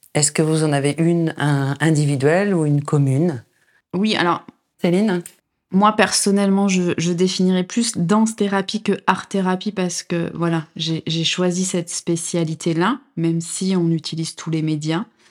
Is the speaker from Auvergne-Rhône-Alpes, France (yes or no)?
yes; Drôme, Auvergne-Rhône-Alpes, France; now in Nîmes, France; je suis originaire de, de, la Drôme